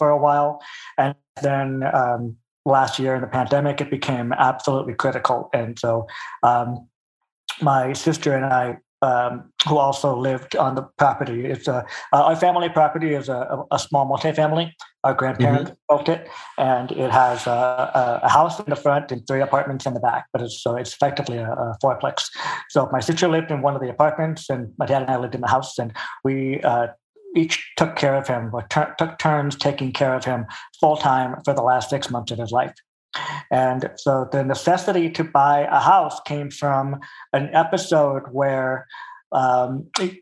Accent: Pasadena, California, United States; also born or lived in Culver City / Altadena / Burbank; now in Santa Clarita, United States; Born in Fox Hills area, in Culver City. Grew up in Pasadena, Altadena for like 2 years until my sister was born. Pasadena until I was, I think, 12 or 13, Burbank from that point on until last year, now Santa Clarita

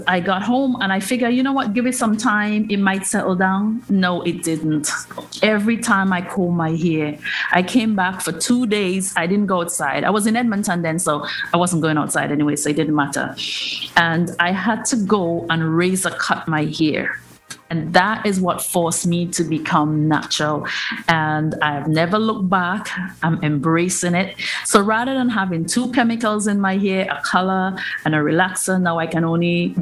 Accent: Trinidad & Tobago; now in Canada; I'm in Trinidad

